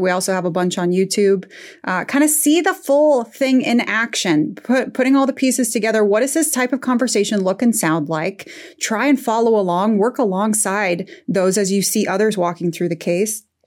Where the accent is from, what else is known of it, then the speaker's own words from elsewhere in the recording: Midwest, United States; also born or lived in Northern Afghanistan; I'm from the Midwest, from a family of engineers